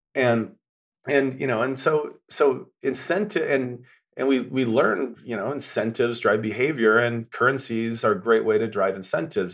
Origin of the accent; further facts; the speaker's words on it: western Nebraska, United States; moved away; I'm from a kinda cowboy town in western Nebraska. Grew up very, very different life than I'm living now